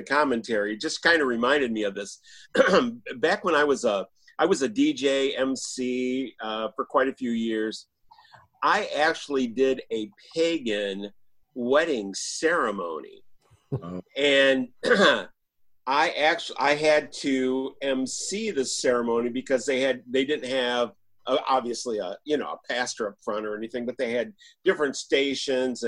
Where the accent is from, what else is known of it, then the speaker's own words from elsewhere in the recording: Michigan, United States; We're pig farmers from Michigan